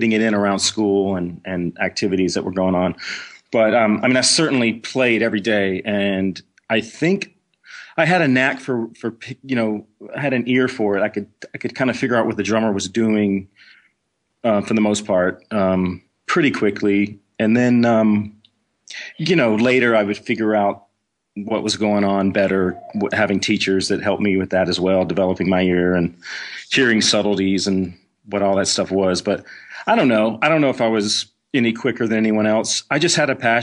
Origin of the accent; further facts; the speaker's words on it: Clinton, Mississippi, United States; moved away; also born or lived in Texas; I grew up in Mississippi in a small town outside of Jackson. Clinton was the name of the city.